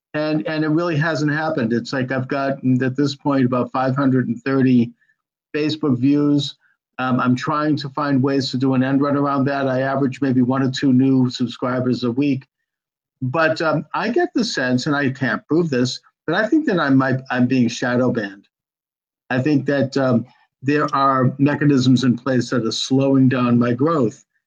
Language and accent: English; Boston, Massachusetts, United States; I'm from Boston